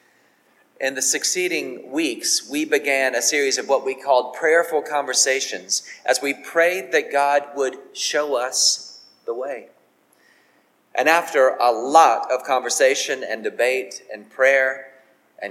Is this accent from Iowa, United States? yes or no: no; South Carolina, United States; moved away as an adult; now in Richmond, United States; my home state of South Carolina